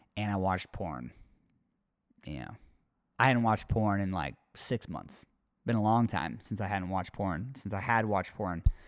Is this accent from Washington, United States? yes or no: yes; near Spokane, Washington, United States; Spokane, Washington, pretty close to my hometown